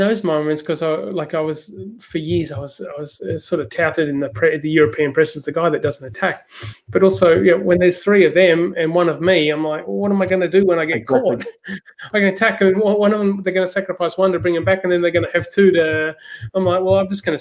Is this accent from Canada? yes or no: no; Australia; I'm Australian